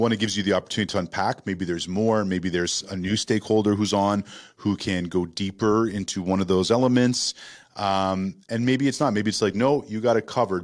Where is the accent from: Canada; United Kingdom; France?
Canada; Toronto, Ontario; moved away as an adult; now in United States; I grew up in Toronto